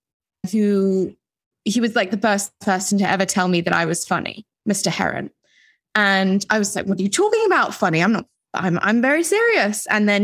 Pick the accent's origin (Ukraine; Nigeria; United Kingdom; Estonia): United Kingdom; London; moved away as an adult; now in New York, United States; So I was born and raised in London, but by American parents. So I spent time in New York, you know, as I was growing up a bit, because that's where my mum and dad lived before they moved to London.